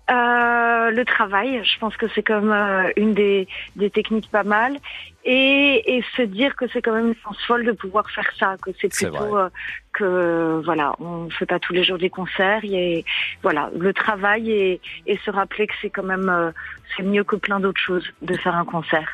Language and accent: French; Paris, Île-de-France, France; je suis complètement parisienne, alors euh, à mon grand regret, j'ai vraiment jamais quitté cette ville